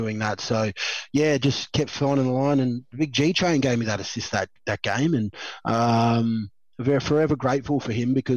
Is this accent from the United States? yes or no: no; Queensland, Australia; being a Queenslander